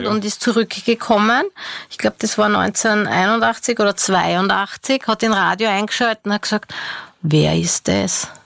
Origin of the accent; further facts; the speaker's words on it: Hartberg, Styria, Austria; Ich komme aus dem Bezirk Hartberg.